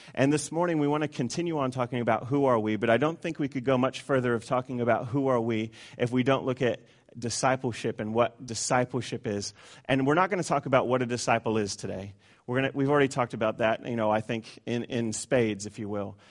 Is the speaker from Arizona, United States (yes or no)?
yes; Tucson, Arizona, United States; I come from Tucson, Arizona